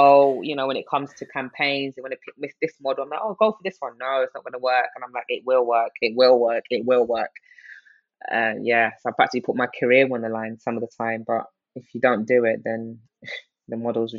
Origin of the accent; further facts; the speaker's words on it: Nigeria; also born or lived in United Kingdom; That, yes, I was born into, I'm Nigerian, but obviously being Nigerian in the UK is very different than being Nigerian in Nigeria.